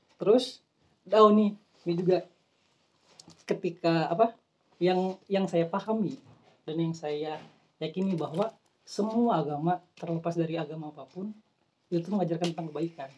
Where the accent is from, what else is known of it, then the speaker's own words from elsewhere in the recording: Kalimantan, Indonesia; moved away; waktu kecil kan waktu tinggal di Kalimantan